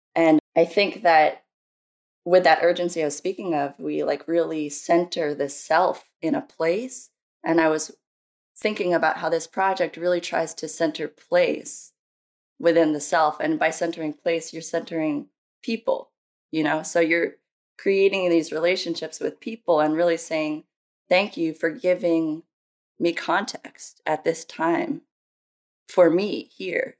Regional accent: New Jersey, United States; also born or lived in Brazil / Oregon / California; now in Philadelphia, United States; I came to the United States when I was very young with my mom and my brother. I'm raised by a single mom in New Jersey

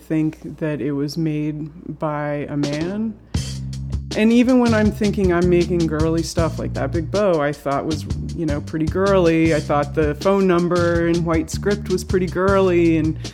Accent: Tulsa, Oklahoma, United States; now in Philadelphia, United States; I'm from Tulsa, Oklahoma, and it was always, you know, a place that I was trying to leave, but I love going back to.

